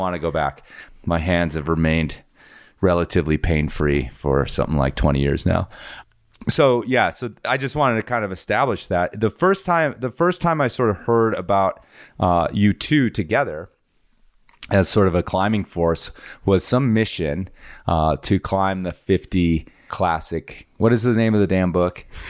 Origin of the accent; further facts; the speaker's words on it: Midwest, United States; moved away; also born or lived in Colorado; I grew up in the Midwest as well